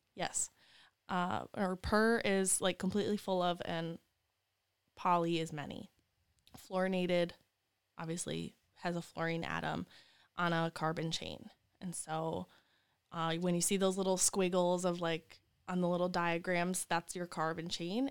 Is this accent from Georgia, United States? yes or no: no; Wisconsin, United States; moved away as an adult; also born or lived in West Virginia; now in Lansing, United States; I'm from Wisconsin